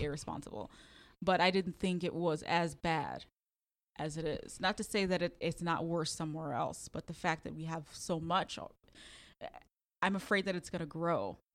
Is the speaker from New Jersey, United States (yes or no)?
no; Chicago, Illinois, United States; moved away as an adult; I was from Chicago